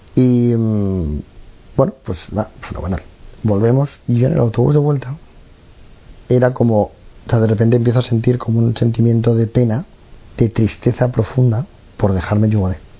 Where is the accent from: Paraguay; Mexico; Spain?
Spain; Madrid, Community of Madrid; yo tengo 45 años, soy de Madrid, soy el pequeño de seis hermanos